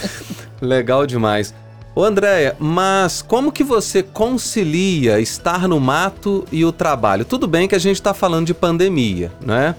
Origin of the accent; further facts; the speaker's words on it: São João del-Rei, Minas Gerais, Brazil; eu sou de São João del Rei, eu fui criado naquela região